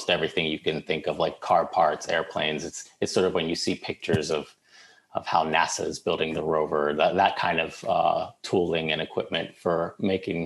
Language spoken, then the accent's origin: English; Baltimore, Maryland, United States; I grew up in Baltimore